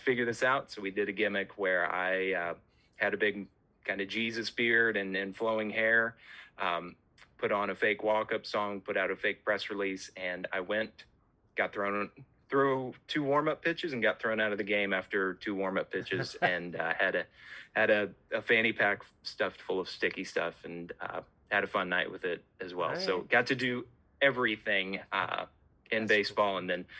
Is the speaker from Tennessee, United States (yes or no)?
yes; Tennessee, United States; also born or lived in Missouri; I grew up in Missouri, but most of my time was in Tennessee, so I'm a Tennessean by nature.